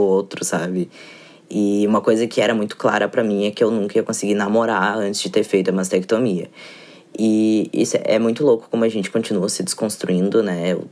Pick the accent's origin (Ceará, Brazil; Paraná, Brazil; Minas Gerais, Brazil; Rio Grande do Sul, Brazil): Rio Grande do Sul, Brazil; Porto Alegre; eu sou de Porto Alegre